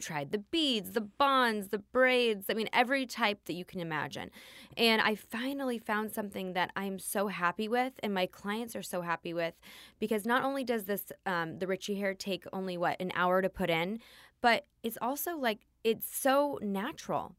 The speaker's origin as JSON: {"language": "English", "town": "Los Angeles", "region": "California", "country": "United States", "tie": "born or raised there", "said": "I was born in Tarzana, California"}